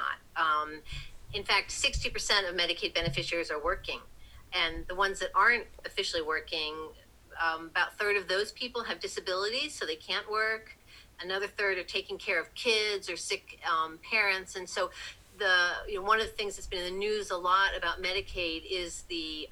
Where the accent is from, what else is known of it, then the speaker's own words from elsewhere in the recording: Philadelphia suburbs, Pennsylvania, United States; moved away as an adult; also born or lived in New Jersey; now in Washington, United States; I grew up in the Philadelphia suburbs